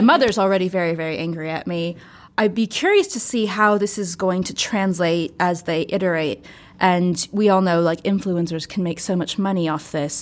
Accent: United States; I'm American

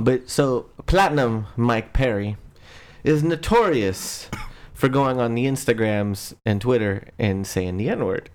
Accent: Afghanistan; I'm Afghan

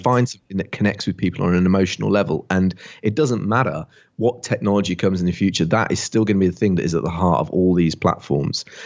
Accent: Barford, West Midlands, United Kingdom; now in Bath, United Kingdom; I grew up in England, just down the road from where William Shakespeare was born

